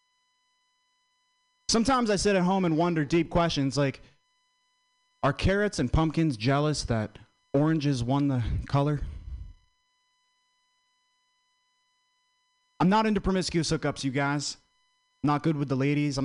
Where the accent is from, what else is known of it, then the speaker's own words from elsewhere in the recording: Vermont, United States; I'm from Vermont